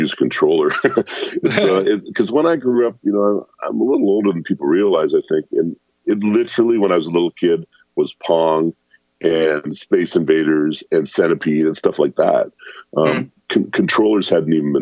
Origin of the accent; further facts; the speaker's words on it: near the border with Detroit, Ontario, Canada; I grew up in Canada, but luckily I grew up near the border, so I could get the stations from Detroit.